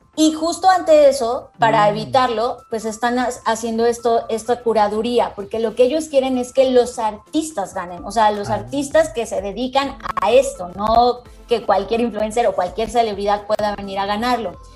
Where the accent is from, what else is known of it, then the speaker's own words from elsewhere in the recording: Mexico; muchos de nosotros, sobre todo latinoamericanos, mexicanos